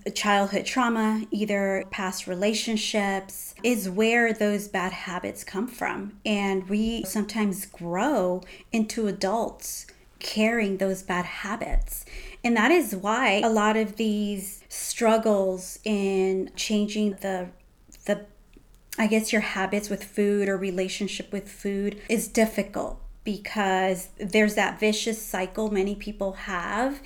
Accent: United States; now in Japan; I'm American

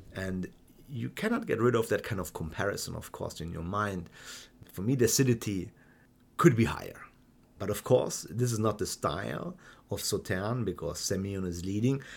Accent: Hungary; also born or lived in Germany; I've been born and raised in Germany and then grew up in Hungary

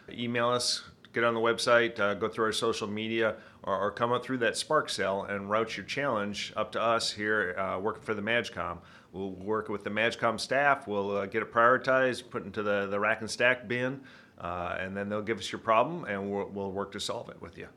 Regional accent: Midland, Michigan, United States; accent: Michigan; I'm from Midland, Michigan, right in the center of the state. Uh, grew up there

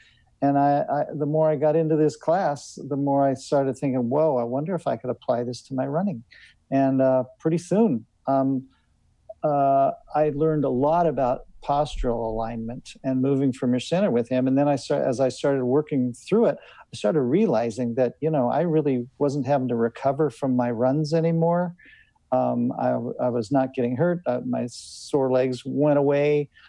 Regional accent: Boulder, Colorado, United States; moved away as an adult; also born or lived in San Francisco; I grew up mostly in Boulder, Colorado

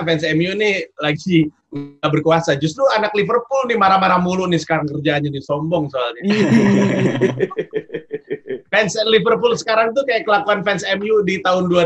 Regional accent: Depok, West Java, Indonesia; gue coba latihan di Senayan itu gue dari Depok itu naik angkot uh, ke stasiun Depok Baru

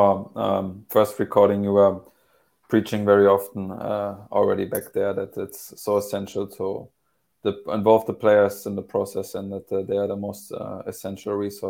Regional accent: Berlin, Germany; moved away; I started a new job in my hometown in Berlin, more or less.

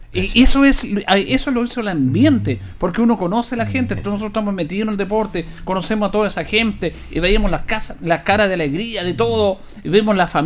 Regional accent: Chile; No lo canto. Pero soy chileno, me van a titular de antichileno.

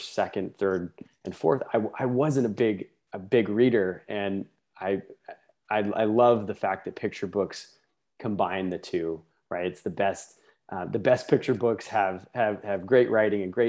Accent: Salt Lake City, Utah, United States; moved away as an adult; now in Los Angeles, United States; I grew up in Salt Lake City, Utah.

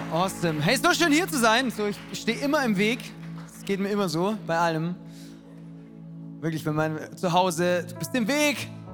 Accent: Munich, Bavaria, Germany; München äh, meine Heimat

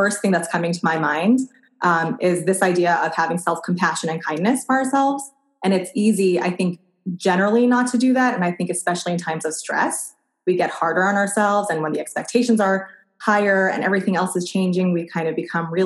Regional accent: East Coast, United States; moved away as an adult; now in Portland, United States; I grew up on the East Coast. I moved to Portland, Oregon about 6 years ago

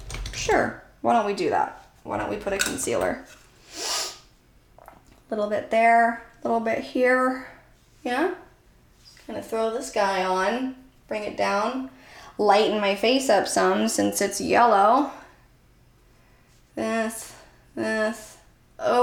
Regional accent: Santa Clarita, California, United States; I grew up in Santa Clarita, California.

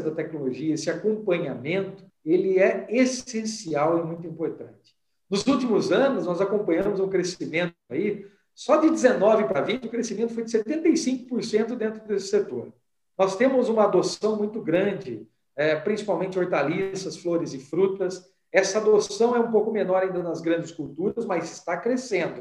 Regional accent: Limeira, São Paulo, Brazil; Eu sou natural de Limeira, aqui no interior do estado de São Paulo, eu né? nasci em Limeira.

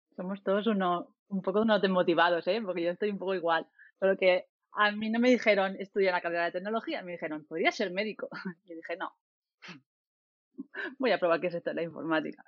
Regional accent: Murcia, Region of Murcia, Spain; moved away as an adult; now in Barcelona, Spain; yo soy de Murcia, pero llevo en Barcelona como seis años

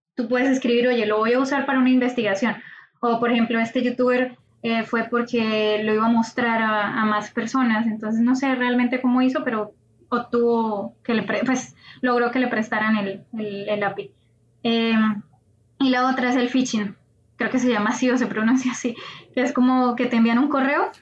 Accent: Colombia; moved away as an adult; now in Valencia, Spain; soy de Colombia

